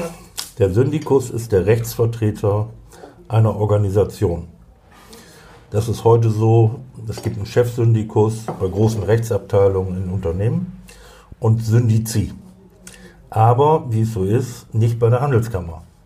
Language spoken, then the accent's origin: German; Cloppenburg, Lower Saxony, Germany; Ich komme aus Kloppenburg, da bin ich geboren und äh, zu 99 Prozent werde ich dort auch sterben.